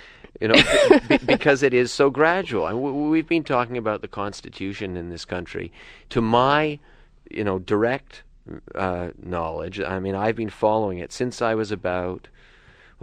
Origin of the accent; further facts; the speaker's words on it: Canada; we're Canadian because we're not American